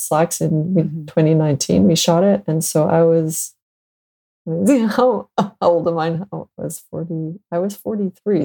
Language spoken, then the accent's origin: English; Montreal, Quebec, Canada; also born or lived in Boston; I'm born and raised in Montreal, Canada